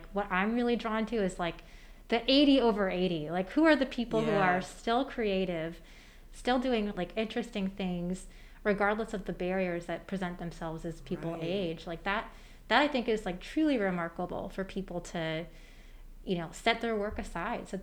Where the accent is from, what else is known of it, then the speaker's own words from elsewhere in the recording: Michigan, United States; moved away as an adult; now in Birmingham, United States; I'm from Michigan